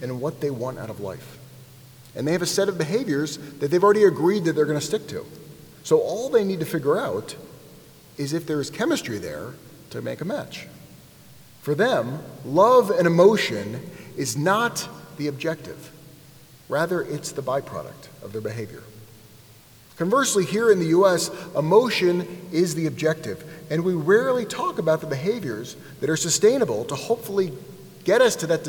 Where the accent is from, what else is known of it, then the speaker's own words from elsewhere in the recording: United States; I grew up here in the United States